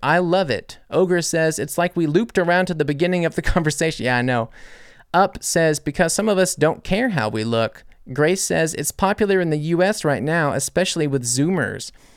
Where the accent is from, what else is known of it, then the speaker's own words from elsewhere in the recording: United States; I'm American